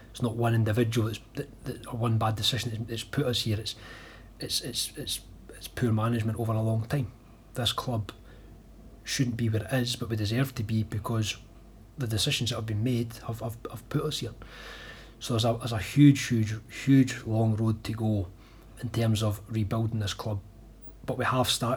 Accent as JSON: {"language": "English", "town": "Falkirk", "region": "Scotland", "country": "United Kingdom", "tie": "born or raised there", "said": "someone who's spent my whole life living and growing up in Falkirk"}